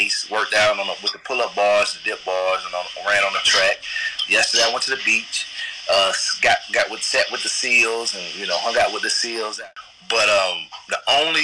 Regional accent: Nashville, Tennessee, United States; now in Atlanta, United States; I'm originally from Nashville, Tennessee

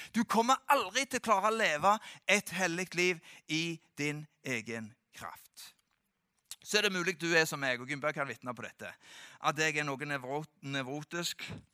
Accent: Norway; jeg kommer fra Gandalen

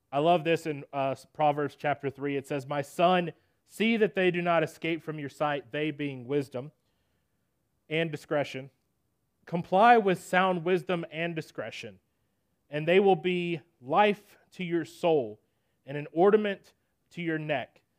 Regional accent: Nashville, Tennessee, United States; I'm from Nashville, Tennessee, born and raised

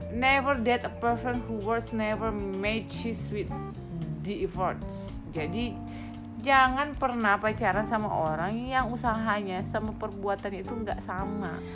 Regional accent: Batak, North Sumatra, Indonesia; saya Batak

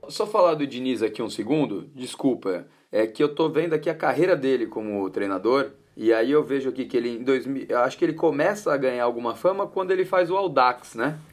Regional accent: Paulista, São Paulo, Brazil; Então eu vou voltar como paulista aqui

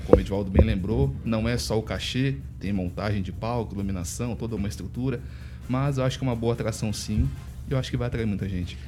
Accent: Nova Esperança, Paraná, Brazil; now in Ponta Grossa, Brazil; sou de New Hope

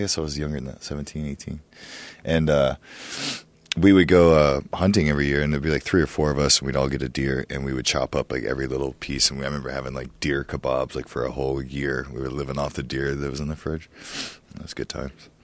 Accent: Ohio, United States; I used to hunt all the time when I was growing up in Ohio

